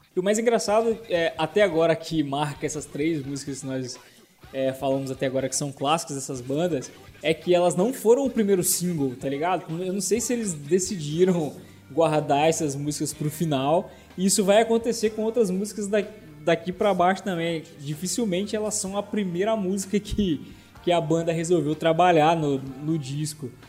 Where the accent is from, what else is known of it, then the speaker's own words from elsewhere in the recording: Minas Gerais, Brazil; now in Brasília, Brazil; eu também sou mineiro